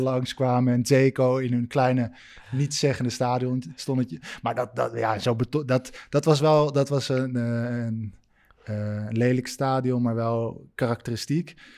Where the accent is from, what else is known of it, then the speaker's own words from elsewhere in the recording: Netherlands; moved away as an adult; also born or lived in Italy; ik ben gewoon een Nederlander